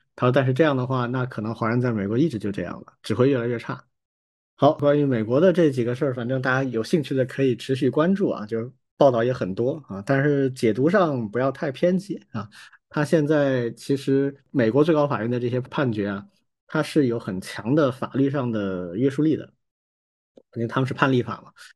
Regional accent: Wuhan, Hubei, China; 我有一个小学加初中的同班同学，也跟我一样都是父母都是武大的，所以我们是一个院子里玩儿长大的

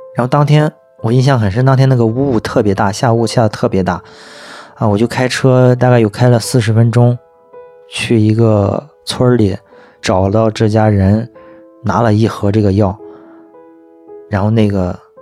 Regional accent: Shandong, China; 今年三十一岁，我来自山东的一个三线小城市

